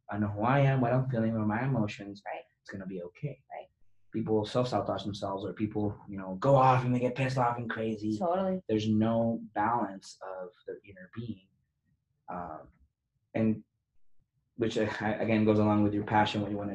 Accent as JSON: {"language": "English", "country": "Venezuela", "said": "I am from Venezuela."}